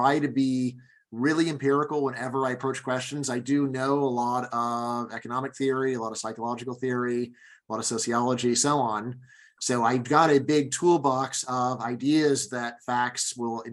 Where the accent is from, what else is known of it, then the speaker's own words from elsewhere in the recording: Los Angeles, California, United States; moved away as an adult; also born or lived in Fairfax, Virginia; now in Virginia, United States; I grew up in Los Angeles